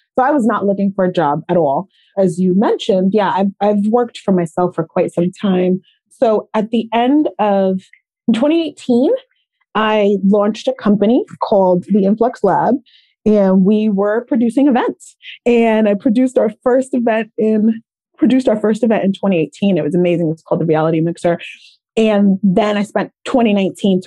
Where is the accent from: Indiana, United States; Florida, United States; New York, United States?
New York, United States; New York City; moved away as an adult; also born or lived in Long Island, New York; now in California, United States; I actually grew up in a couple of different parts of Queens, but Far Rockaway, which is, I tell people, like, I grew up on the beach in New York